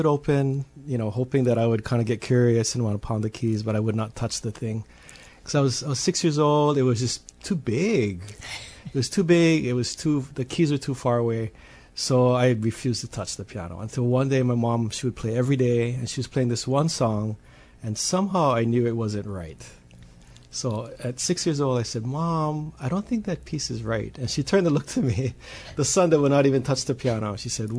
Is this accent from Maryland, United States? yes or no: no; Hawaii, United States; as a Hawaiian accompanist